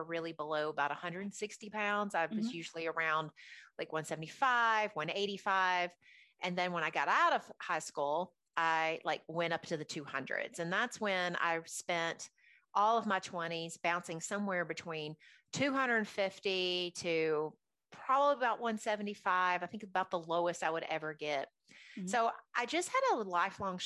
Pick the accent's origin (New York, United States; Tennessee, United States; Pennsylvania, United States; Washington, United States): Tennessee, United States; Nashville; also born or lived in Alabama; after the age of 9, we moved to Nashville from Alabama